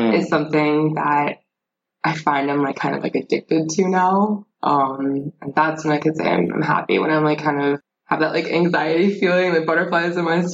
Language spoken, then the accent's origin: English; Leesburg, Virginia, United States; also born or lived in Pennsylvania / New Jersey; So I grew up in Northern Virginia in Leesburg. I was born in Pennsylvania, but lived in New Jersey. And after my father died, my mom got remarried. We moved to Leesburg, Virginia, where I grew up